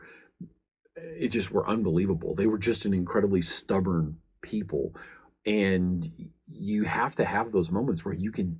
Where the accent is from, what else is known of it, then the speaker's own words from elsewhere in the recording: United States; I'm an American.